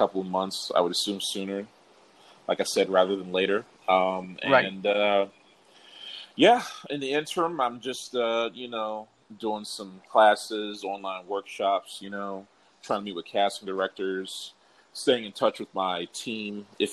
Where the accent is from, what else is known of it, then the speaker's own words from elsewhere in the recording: Prince George's County, Maryland, United States; moved away as an adult; also born or lived in Washington, D.C.; now in Los Angeles, United States; I'm originally from Prince George's County, Maryland, born and raised. Well, born in D.C., grew up in Maryland.